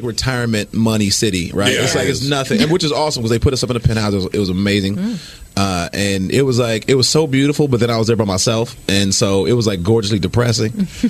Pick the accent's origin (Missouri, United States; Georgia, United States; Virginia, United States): Georgia, United States; Decatur; moved away; also born or lived in San Francisco; I used to live in San Fran, which I think is very. I moved from Decatur, which is not a white city.